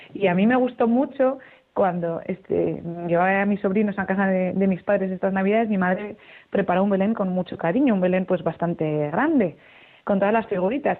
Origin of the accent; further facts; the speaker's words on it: Zaragoza, Aragon, Spain; moved away; me puedo ir a mi casa, que yo soy de Zaragoza, y estar con mi familia